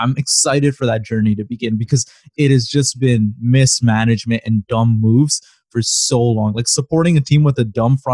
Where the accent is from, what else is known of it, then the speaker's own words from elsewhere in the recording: Toronto, Ontario, Canada; also born or lived in Chicago; I moved out of Chicago like literally the year I was born, and then I've grown up in Toronto